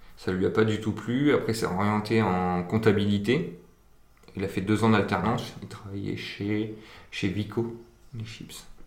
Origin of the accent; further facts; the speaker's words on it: Aisne, Hauts-de-France, France; moved away as an adult; now in Reims, France; à la base, je viens de, de l'Aisne, je suis un axonné